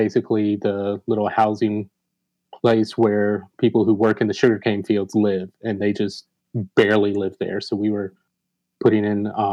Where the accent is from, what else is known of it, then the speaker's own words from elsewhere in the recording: Atlanta, Georgia, United States; now in Macon, United States; Born and raised in Georgia, grew up in Atlanta